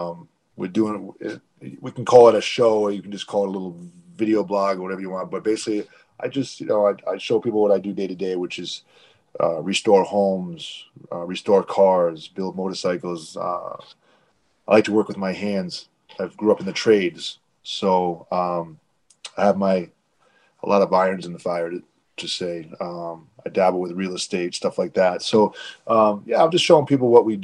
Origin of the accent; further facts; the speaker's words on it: Providence, Rhode Island, United States; I grew up in New England, Providence and suburbs of Providence